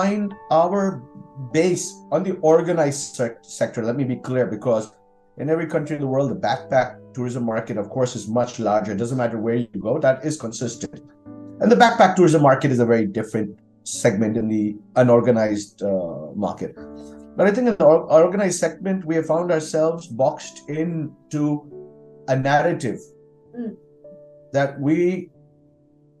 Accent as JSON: {"language": "English", "country": "India", "said": "I'm very proud to be Indian."}